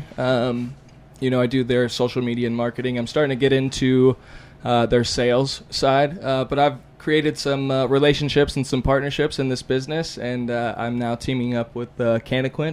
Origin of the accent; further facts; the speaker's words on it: Houston, Texas, United States; also born or lived in Las Vegas, Nevada; I moved out with my mom, I guess, to Houston, Texas, and I was raised there